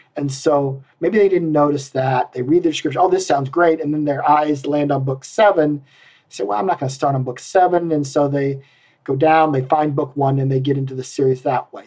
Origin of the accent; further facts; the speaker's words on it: Iowa, United States; I'm from Iowa because nobody uses the word bushel